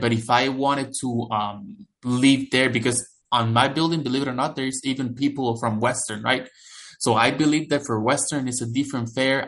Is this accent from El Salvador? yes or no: yes; El Salvador; moved away as an adult; now in London, Canada; I grew up in El Salvador, which is a country located in Central America, right below Mexico.